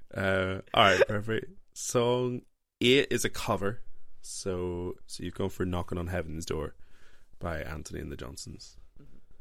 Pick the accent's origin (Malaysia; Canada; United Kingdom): United Kingdom; Northern Ireland; I grew up in Northern Ireland, very Christian household